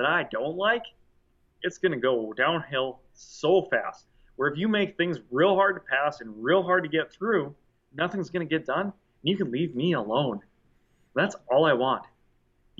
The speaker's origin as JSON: {"language": "English", "country": "United States", "said": "us as American people"}